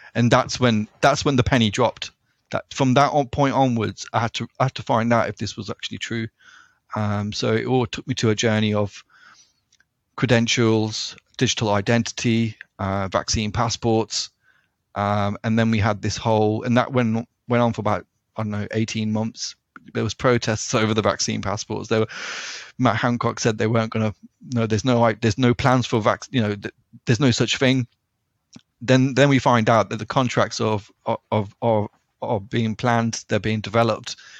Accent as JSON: {"language": "English", "town": "Leicester", "region": "East Midlands", "country": "United Kingdom", "said": "I'm from Leicester"}